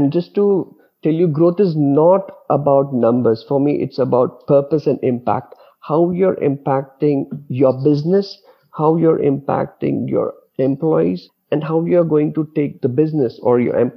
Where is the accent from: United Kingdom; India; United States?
India; Mumbai, Maharashtra; moved away as an adult; also born or lived in Dubai; I'm born and brought up in Mumbai, but most of my career I spent in Dubai. So I lived 17 years in Dubai